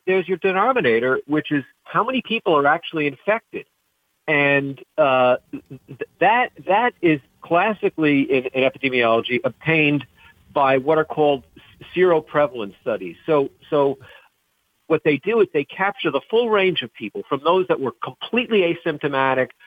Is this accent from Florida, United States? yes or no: no; Rhode Island, United States; my home state of Rhode Island